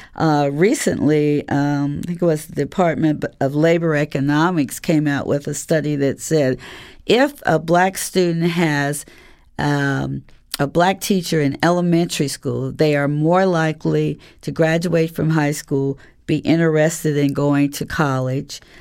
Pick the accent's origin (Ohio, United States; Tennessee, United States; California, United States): Ohio, United States; Columbus; As a student, I always went to integrated schools because I'm from Columbus, Ohio